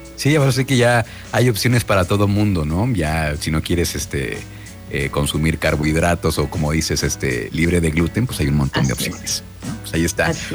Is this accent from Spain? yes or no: no; Mexico; como buenos mexicanos somos muy paneros